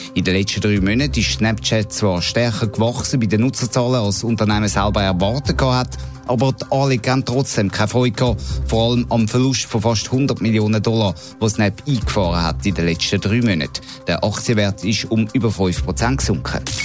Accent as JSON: {"language": "German", "country": "Switzerland", "said": "bei uns in der Schweiz"}